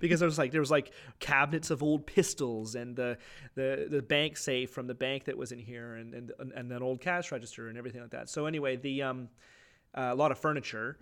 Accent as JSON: {"language": "English", "town": "Clinton", "region": "Ontario", "country": "Canada", "tie": "born or raised there", "said": "when we grew up in Clinton, you could get anything"}